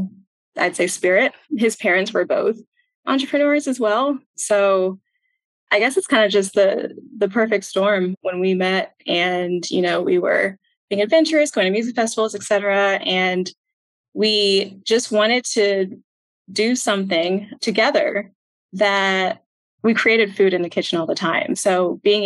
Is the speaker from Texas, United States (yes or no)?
yes; Houston, Texas, United States; also born or lived in Minnesota; I was born in Minnesota. We kind of trickled our way down to Houston, and I've lived there since I was four